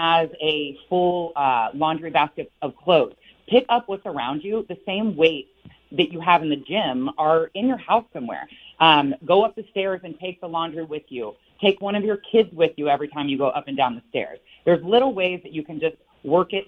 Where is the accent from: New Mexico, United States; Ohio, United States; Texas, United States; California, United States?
Ohio, United States; Westerville; now in Northern Virginia, United States; I'm actually in Northern Virginia, right outside D.C., but I grew up in Westerville, Ohio.